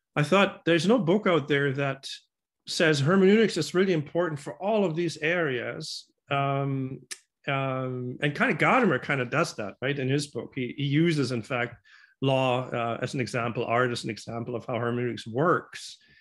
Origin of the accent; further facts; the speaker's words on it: Germany; moved away as an adult; now in Vancouver, Canada; I grew up in Germany